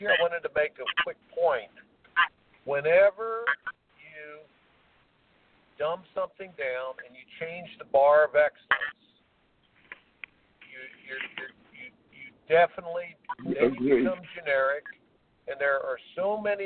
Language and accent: English; Indianapolis, Indiana, United States; I grew up in Indianapolis